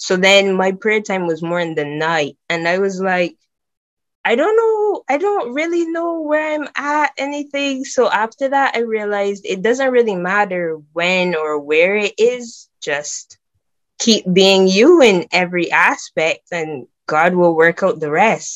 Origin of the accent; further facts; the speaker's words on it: Barbados; now in England; I'm from Barbados